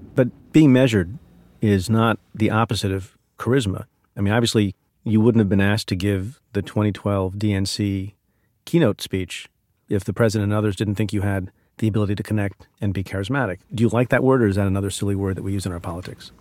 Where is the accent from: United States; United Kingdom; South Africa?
United States; New Jersey; also born or lived in India; I'm an immigrant. My family's uh, family of immigrants from India, and we grew up in New Jersey